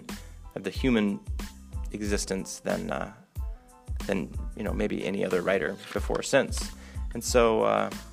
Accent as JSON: {"language": "English", "town": "Omaha", "region": "Nebraska", "country": "United States", "tie": "born or raised there", "also_born_or_lived": "Minnesota / Arkansas / Honduras", "moved": "yes", "said": "I was born in Omaha, Nebraska"}